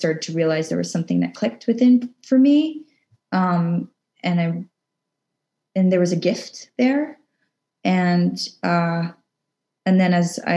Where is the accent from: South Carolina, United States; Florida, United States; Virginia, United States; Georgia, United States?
Virginia, United States; Arlington; I grew up in Arlington, Virginia. I was born and raised